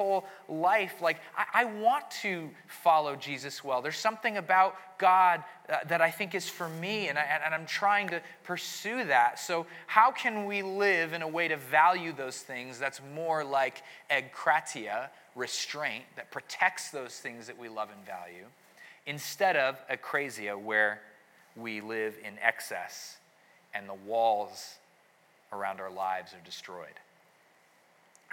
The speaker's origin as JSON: {"language": "English", "region": "New England", "country": "United States", "said": "I'm from New England, so the Puritans are like, they're in my relatives somewhere there"}